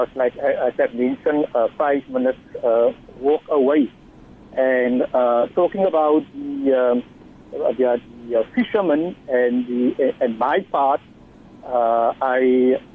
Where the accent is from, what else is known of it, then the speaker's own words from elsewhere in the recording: Simon's Town, Western Cape, South Africa; I grew up in Simonstown